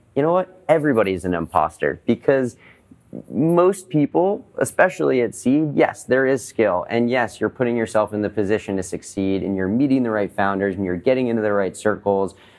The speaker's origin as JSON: {"language": "English", "town": "Boston", "region": "Massachusetts", "country": "United States", "said": "I'm from Boston originally, and I grew up in a family of entrepreneurs"}